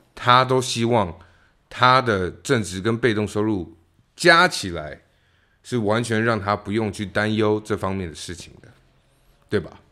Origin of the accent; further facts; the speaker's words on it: Taiwan; moved away; 台湾的所谓的草莓族